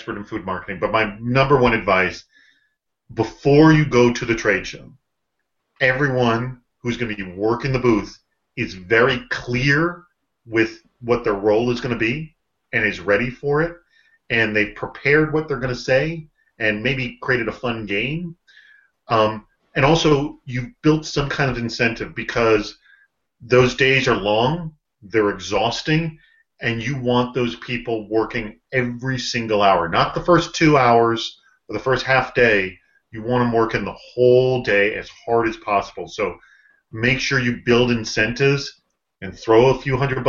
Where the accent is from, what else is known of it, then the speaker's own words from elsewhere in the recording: Boston, Massachusetts, United States; moved away as an adult; also born or lived in St. Louis; I grew up in Boston